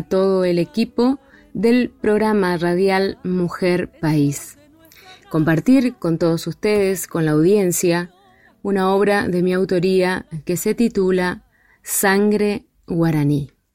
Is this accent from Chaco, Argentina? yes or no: yes; Chaco, Argentina; Soy chaqueña